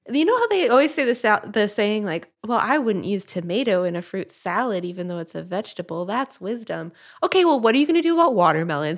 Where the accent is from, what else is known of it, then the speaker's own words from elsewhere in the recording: Midwest, United States; growing up in the Midwest, we had a lot of milkweeds